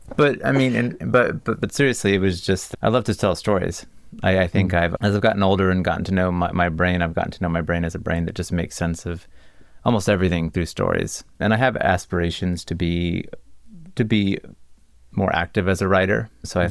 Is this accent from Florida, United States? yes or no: yes; Cocoa, Florida, United States; moved away; I grew up in Florida. I grew up about 45 minutes east of, of Disney World in a town called Cocoa